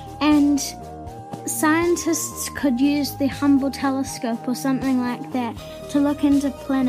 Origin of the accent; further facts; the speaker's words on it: New Zealand; I'm 9 and I'm from New Zealand.